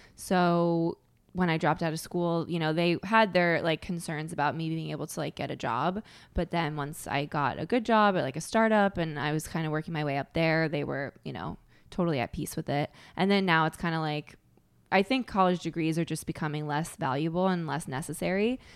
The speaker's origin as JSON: {"language": "English", "region": "Connecticut", "country": "United States", "said": "I had a pretty sheltered upbringing, 'cause I'm from Connecticut"}